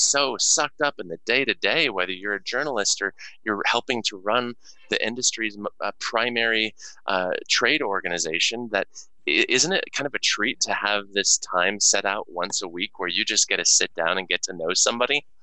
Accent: Denver, Colorado, United States; born or raised there

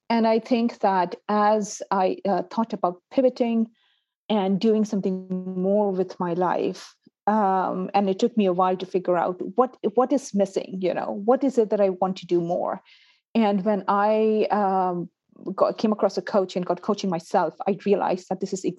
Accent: Pakistan; also born or lived in United Arab Emirates / Canada; now in United Kingdom; I'm originally from Pakistan. I've lived and worked in the UAE. From UAE, I went to Canada. And then from the Canada, right now I'm in the UK

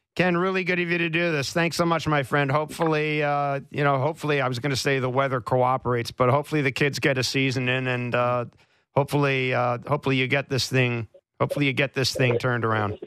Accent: Manitoba, Canada; the town I grew up in in Manitoba

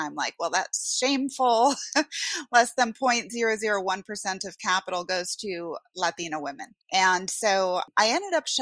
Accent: Westchester County, New York, United States; also born or lived in Bronx, New York / Norway; I am a Puerto Rican from the Bronx. I grew up mostly in Westchester County, so very affluent suburb of New York City

